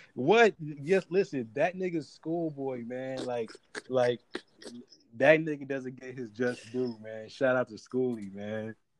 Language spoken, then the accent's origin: English; Atlanta, Georgia, United States; growing up in Atlanta